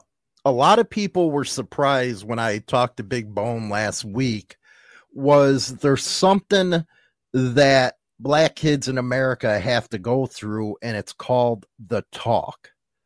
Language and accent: English; Chicago, Illinois, United States; me growing up in Chicago